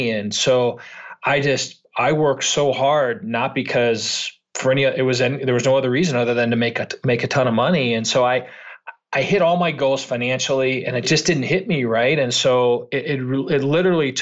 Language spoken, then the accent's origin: English; Chicago, Illinois, United States; born and raised in Chicago, was not a great student.